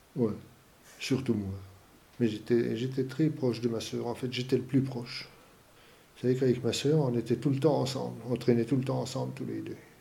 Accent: Épinal, Grand Est, France; Je viens des Vosges. Épinal dans les Vosges

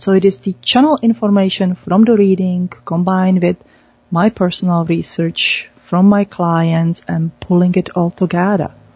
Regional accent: Czechia; moved away; I was born in Czech Republic

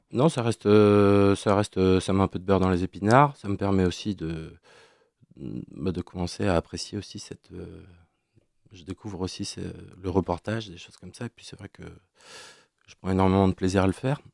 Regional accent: Brest, Brittany, France; also born or lived in Quimper; rentrer chez moi à Brest

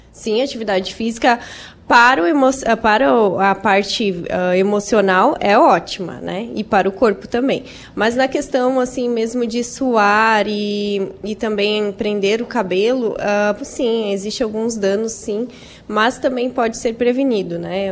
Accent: Araranguá, Santa Catarina, Brazil; eu sou de Araranguá, né? Eu moro lá

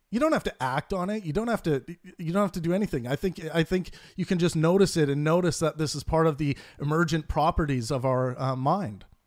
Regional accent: Kootenay region of British Columbia, Canada; now in Vancouver, Canada; I grew up in the Kootenai region of British Columbia

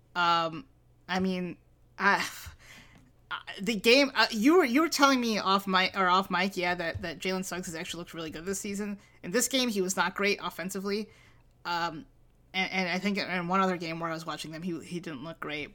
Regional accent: Toledo, Ohio, United States; also born or lived in Milwaukee; We're from Milwaukee, but we grew up in Toledo

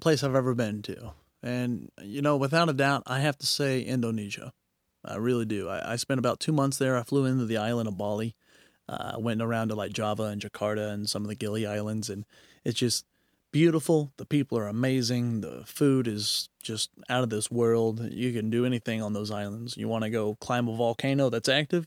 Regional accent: Knoxville, Tennessee, United States; now in Oklahoma City, United States; when I was real young, I grew up in Knoxville, Tennessee

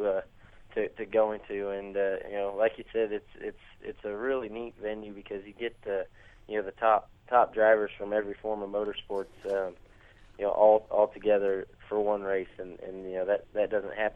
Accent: Indiana, United States; growing up in Indiana

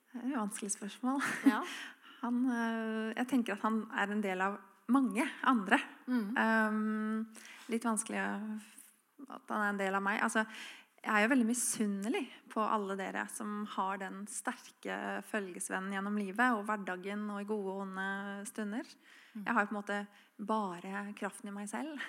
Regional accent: Oslo, Norway; moved away as an adult; now in Froland, Norway; Jeg er fra Oslo. flyttet til Froland for ti år siden. og her er det jo veldig kristen samfunn i forhold til der jeg er oppvokst.

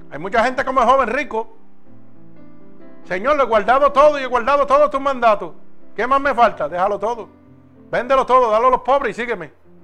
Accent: Puerto Rico; moved away; Cuando yo salí de Puerto Rico, salí con una maleta, una máquina de respirar y un sello de muerto en la frente y en la espalda.

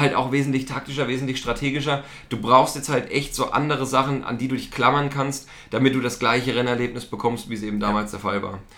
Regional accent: East Germany, Germany; ich komme aus dem Osten, ich hab's nicht so mit der englischen Sprache

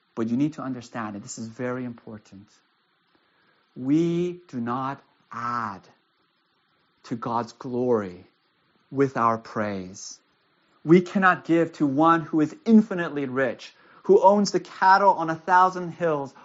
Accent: United States; also born or lived in Castro Valley, California; I live in Castro Valley. I'm an American.

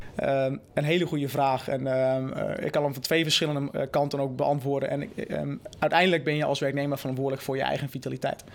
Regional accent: Netherlands; moved away; also born or lived in United States

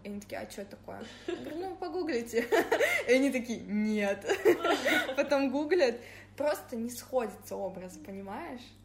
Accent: Angarsk, Irkutsk Oblast, Russia; now in Saint Petersburg, Russia; я из Ангарска

